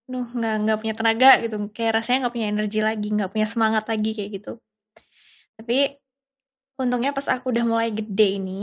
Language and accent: Indonesian; Yogyakarta, Special Region of Yogyakarta, Indonesia; Jadi dulu kan apa? Aku tuh orang Jogja.